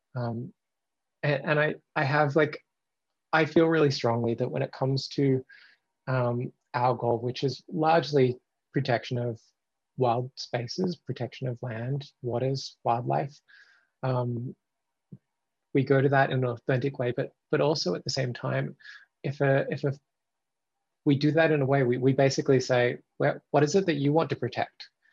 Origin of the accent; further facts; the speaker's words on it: Australia; moved away as an adult; now in Canada; I've lived in Canada, I'm originally Australian, I've lived in Canada for the last 10 years